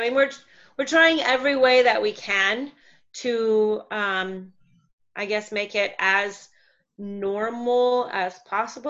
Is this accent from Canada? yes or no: yes; Canada; moved away as an adult; now in Puerto Morelos, Mexico; We are originally from Canada, where we ran a um, wedding and event company for six years